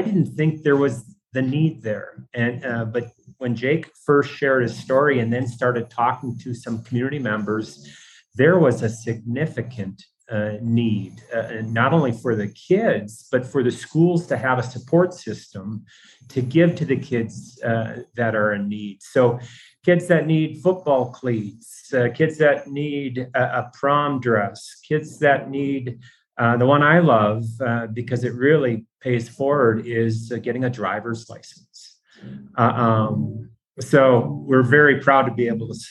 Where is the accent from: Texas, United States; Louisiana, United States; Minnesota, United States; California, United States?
Minnesota, United States; Hallock; I am born and raised in Hallock, Minnesota.